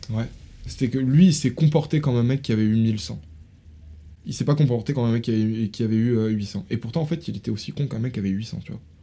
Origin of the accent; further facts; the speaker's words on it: France; je suis né en France